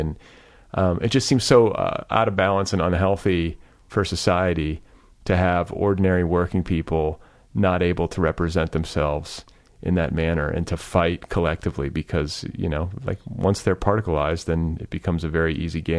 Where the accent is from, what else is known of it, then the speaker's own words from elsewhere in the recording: Midwest, United States; That was sort of the blessing of growing up in the Midwest.